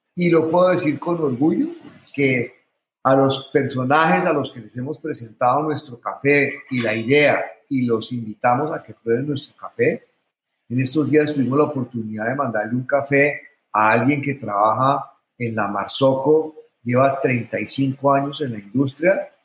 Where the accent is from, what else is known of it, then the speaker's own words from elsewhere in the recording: Colombia; los colombianos no creemos en nosotros mismos